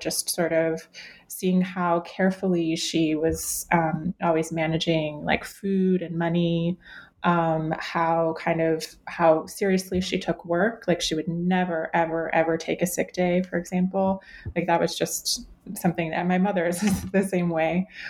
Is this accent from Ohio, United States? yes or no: yes; Cleveland, Ohio, United States; I grew up in Cleveland, Ohio